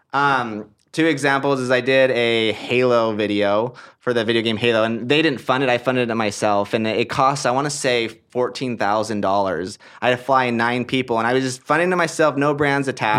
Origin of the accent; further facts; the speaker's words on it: Portland, Oregon, United States; moved away; also born or lived in Hawaii / Utah; I'm from Portland, Oregon. That's where I grew up. That's where I was raised.